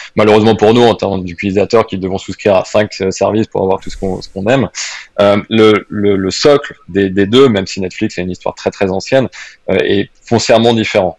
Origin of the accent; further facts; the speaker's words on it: France; now in Switzerland; je parle en plus un petit peu plus en tant que Français